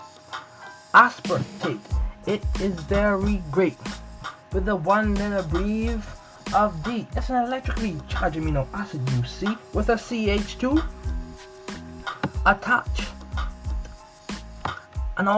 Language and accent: English; Bahamas; I'm from the Bahamas